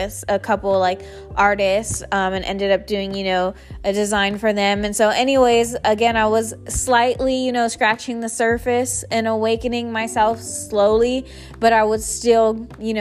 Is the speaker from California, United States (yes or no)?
yes; San Jose, California, United States; moved away as an adult; I grew up in San Jose, California, all my life, born and raised